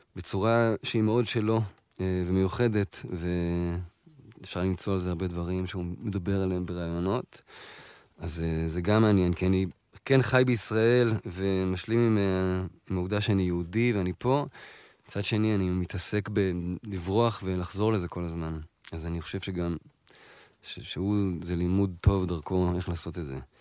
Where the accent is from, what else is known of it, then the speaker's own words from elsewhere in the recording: Tel Aviv, Tel Aviv District, Israel; שנינו גדלנו בתל אביב